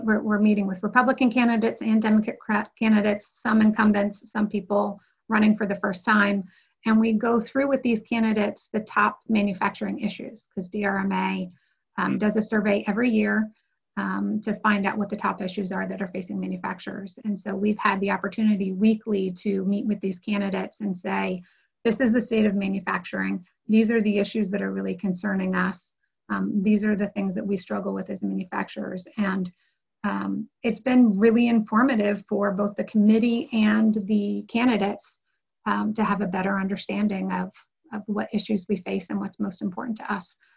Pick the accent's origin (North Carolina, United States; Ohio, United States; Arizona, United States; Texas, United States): Ohio, United States; moved away as an adult; also born or lived in New York; we both um, were from Ohio with family businesses